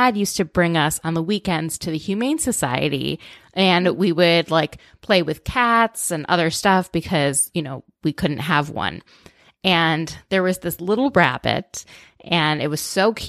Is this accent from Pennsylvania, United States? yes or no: no; outside of Minneapolis, Minnesota, United States; I grew up in outside of Minneapolis